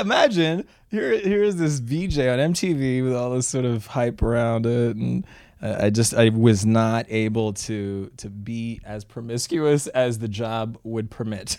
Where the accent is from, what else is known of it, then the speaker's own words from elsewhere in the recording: Canada; when I was growing up in Canada